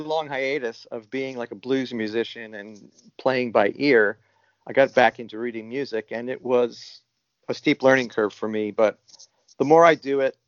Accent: New York, United States; now in Hood River, United States; I'm originally from New York, New York, but I've been an Oregon resident for a long time. I moved to Hood River in 1988

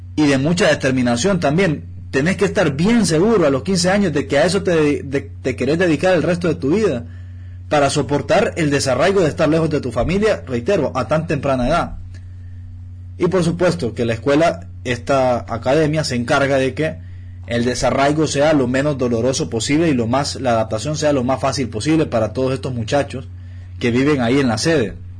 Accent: Honduras; Yo como hondureño

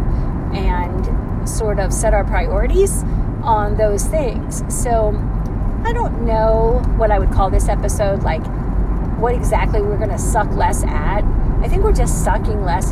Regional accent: United States; also born or lived in Georgia

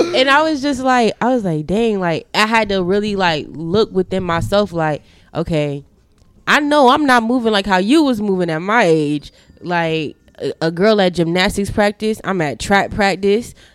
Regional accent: Chicago, Illinois, United States; moved away; when I was growing up in Chi, uh, Chicago, my grandfather stayed literally down the street

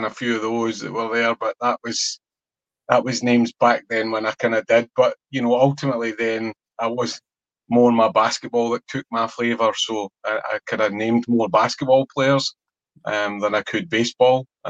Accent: Paisley, Scotland, United Kingdom; I was from Paisley

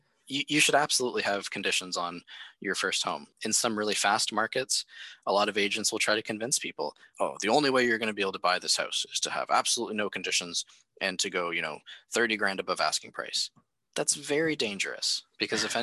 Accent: near the Bruce Power nuclear site, Ontario, Canada; we have the Bruce Power Nuclear Center very close to my hometown

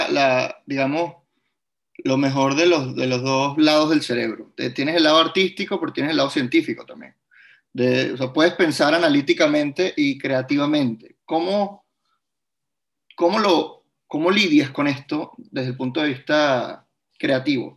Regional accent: Venezuela; emigrar es en parte renunciar a mi venezolanidad

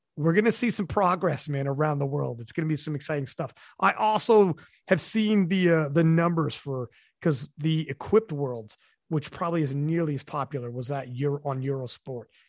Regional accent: Canada; I'm Canadian

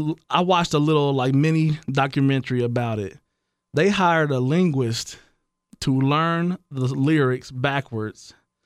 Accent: Blaine, United States; Yeah, I'm from Blaine.

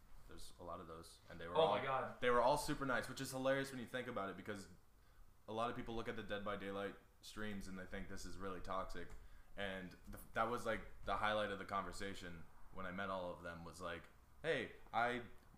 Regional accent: Kansas City, United States; because I'm from Kansas City

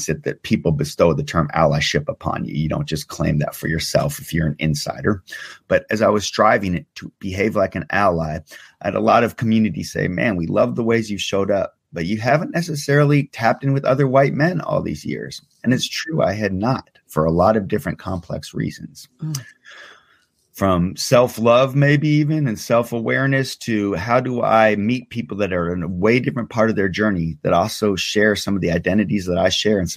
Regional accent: Seattle, Washington, United States; also born or lived in Iran; growing up in Seattle

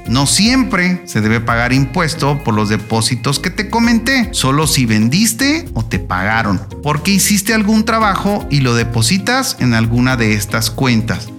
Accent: Mexico; en mi país, México

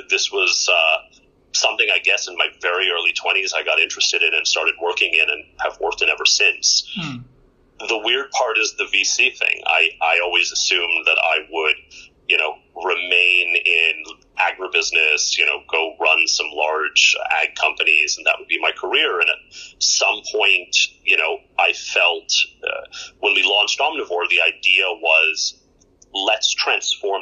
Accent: Houston, Texas, United States; moved away as an adult; now in India; I grew up in Texas, in Houston, in basically a large ABCD neighborhood.

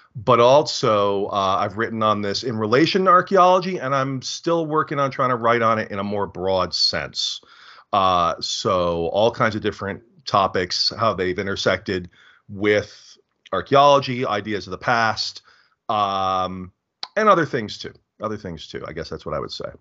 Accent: United States; as an American

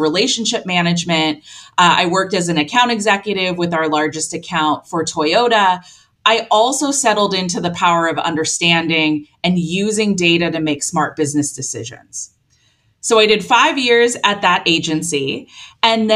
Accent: Long Beach, California, United States; my hometown in Long Beach, California

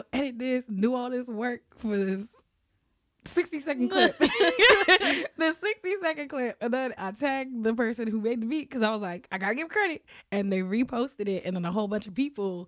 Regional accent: New Jersey, United States; also born or lived in Massachusetts; I was born in New Jersey

